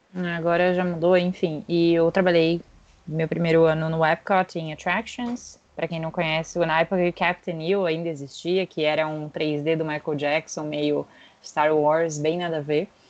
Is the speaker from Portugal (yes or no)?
no; São Paulo, Brazil; also born or lived in San Francisco, California; Moro em São Paulo. Sou original de São Paulo